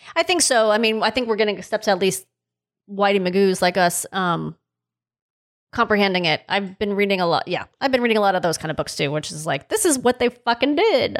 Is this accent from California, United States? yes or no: yes; Los Angeles, California, United States; I grew up in North Hollywood, which is, for those outside of the city, is very, very close to Van Nuys